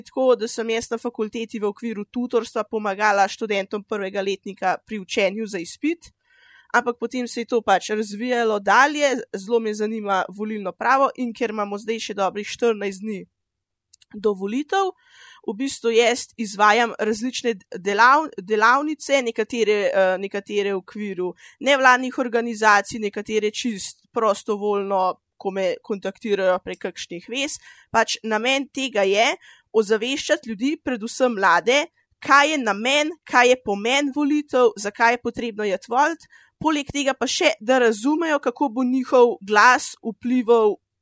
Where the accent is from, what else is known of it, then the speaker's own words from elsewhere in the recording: Tržič, Upper Carniola, Slovenia; sem iz Tržiča